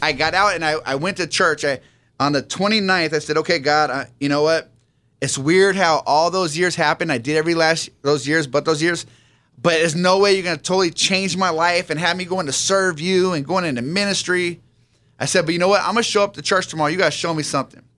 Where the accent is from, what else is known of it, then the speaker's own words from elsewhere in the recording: San Diego, California, United States; I grew up out here in San Diego